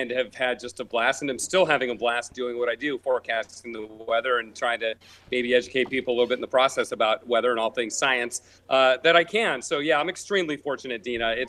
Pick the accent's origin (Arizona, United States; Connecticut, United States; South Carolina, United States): Connecticut, United States; but I grew up in New England, in Connecticut and uh, just became fascinated with the weather at that point.